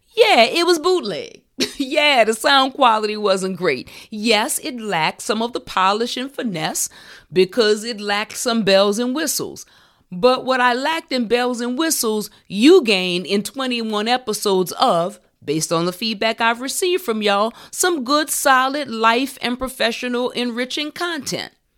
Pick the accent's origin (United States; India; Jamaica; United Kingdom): United States; New Orleans, Louisiana; I can remember being in first grade in Valina C. Jones Elementary School in my hometown of New Orleans.